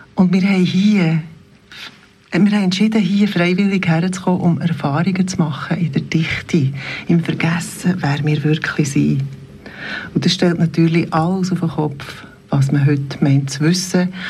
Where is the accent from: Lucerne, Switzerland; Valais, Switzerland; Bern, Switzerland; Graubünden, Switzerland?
Bern, Switzerland; Bernese Oberland, Switzerland; ich bin im Oberland aufgewachsen